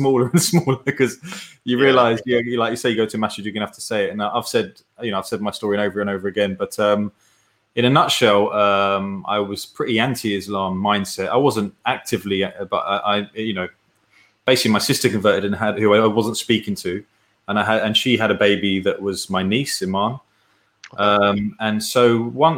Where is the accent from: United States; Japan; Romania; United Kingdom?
United Kingdom; as a British person